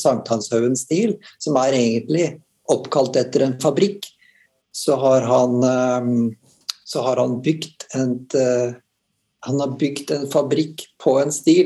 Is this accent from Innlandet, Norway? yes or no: no; Halden, Østfold, Norway; jeg kommer fra Halden, på grensen eh, nære Strømstad.